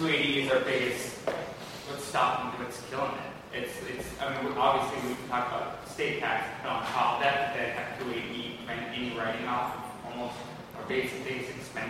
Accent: Washington, United States; Yeah, we're actually from Washington.

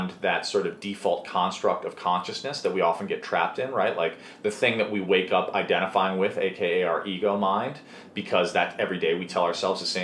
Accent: Chicago, Illinois, United States; where I grew up in Chicago

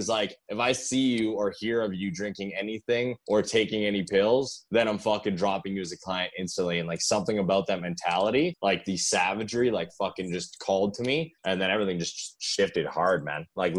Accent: Thunder Bay, Ontario, Canada; moved away; So I originally, guys, I'm from Thunder Bay, Ontario. Moved here a long time ago.

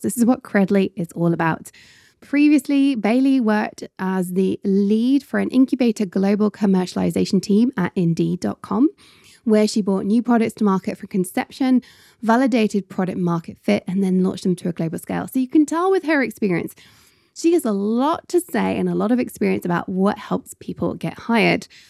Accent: Scotland, United Kingdom; As a Scot

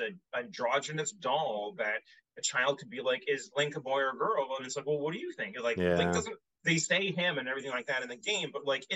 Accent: Canada; I'm half Japanese, but I'm Canadian through and through

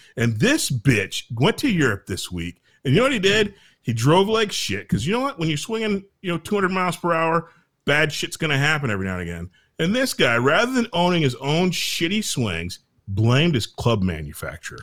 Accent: Milwaukee, Wisconsin, United States; I was born in Milwaukee

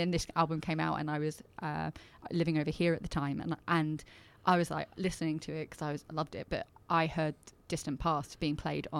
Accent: England, United Kingdom; moved away; So I'm an English woman

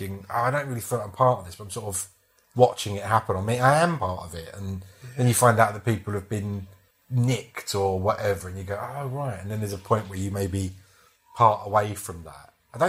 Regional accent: London, United Kingdom; She came from South London, I came from East.

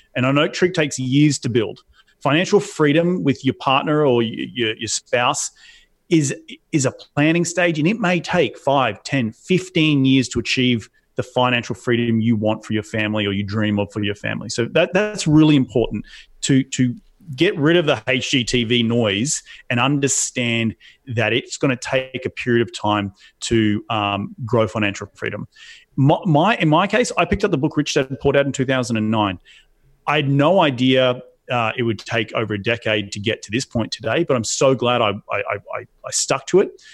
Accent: Australia; moved away as an adult; also born or lived in New York City, United States; now in United States; my home country of Australia

